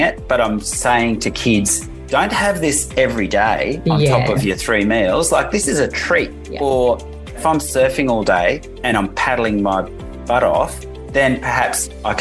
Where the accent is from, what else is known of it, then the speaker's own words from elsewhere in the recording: Netherlands; moved away; I grew up in the Netherlands